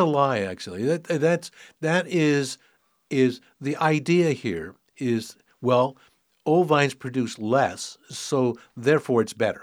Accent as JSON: {"language": "English", "town": "San Francisco", "region": "California", "country": "United States", "tie": "born or raised there", "also_born_or_lived": "Sonoma County", "moved": "as an adult", "said": "I was, um, born and raised in San Francisco. City kid all my life."}